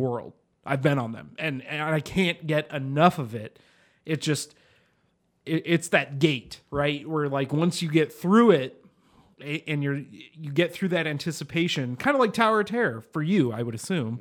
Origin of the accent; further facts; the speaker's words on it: Detroit, Michigan, United States; I grew up in Detroit